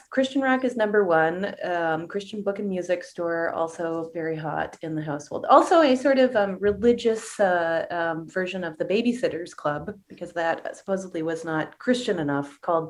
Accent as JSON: {"language": "English", "country": "Canada", "said": "I'm from Canada"}